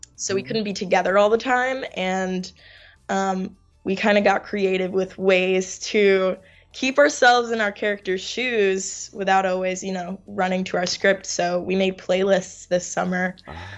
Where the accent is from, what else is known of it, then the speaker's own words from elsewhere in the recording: New York, United States; also born or lived in Finland; I'm from New York, born and raised, um, hardcore New Yorker